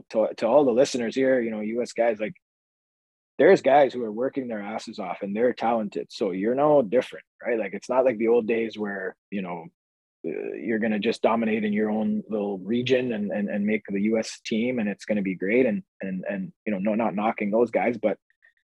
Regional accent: Canada; we're a Canadian podcast, we're both Canadians

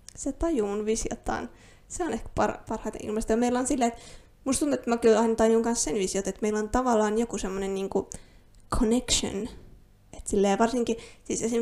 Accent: Finland; first language Finnish; suomi on mun äidinkieli. Olen täysin alkuperäisesti suomalainen

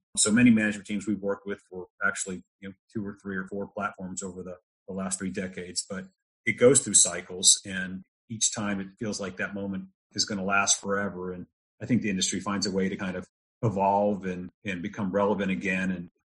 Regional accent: Texas, United States; But I spent my formative years in Texas. I'm married a Texan, so I'm one by proxy.

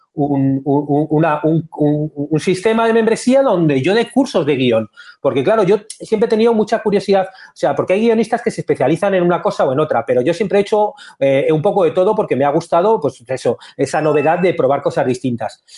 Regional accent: Madrid, Community of Madrid, Spain; moved away as an adult; now in Montevideo, Uruguay; yo soy madrileño, vivía en Madrid

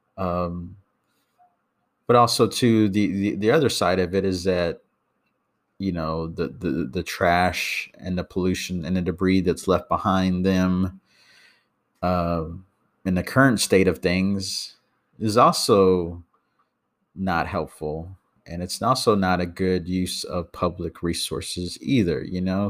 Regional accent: Texas, United States; I'm from Texas.

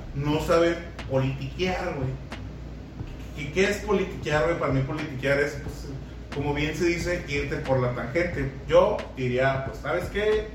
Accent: Mexico; México, que somos

